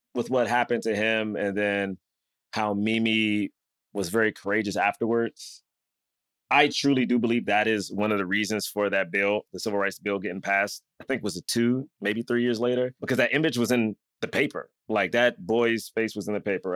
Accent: Southeast, United States; growing up in Southeast, and Black history was a great importance to my school

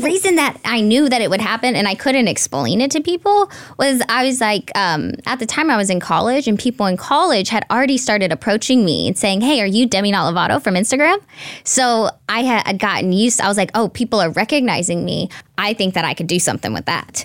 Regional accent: Red Oak, Texas, United States; moved away as an adult; now in Los Angeles, United States; I'm from a small town, and I would have never imagined living in L

